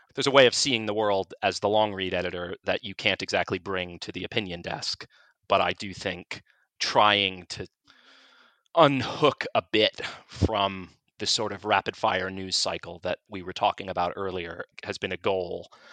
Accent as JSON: {"language": "English", "country": "United States", "moved": "as an adult", "lives_now": "United Kingdom", "said": "I'm an American who's running the opinion section at this British newspaper"}